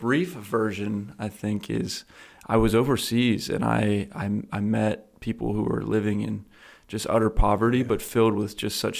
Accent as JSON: {"language": "English", "area": "Lancaster County", "region": "Pennsylvania", "country": "United States", "tie": "born or raised there", "said": "I grew up in Lancaster County, Pennsylvania. I'm 27 years old"}